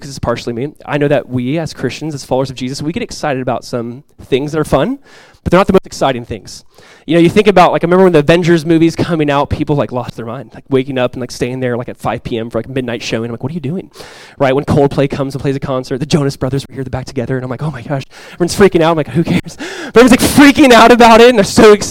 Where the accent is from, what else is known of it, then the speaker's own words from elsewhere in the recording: Southern California, United States; moved away as an adult; now in Florida, United States; Growing up in Southern California, I just never really got into ice hockey.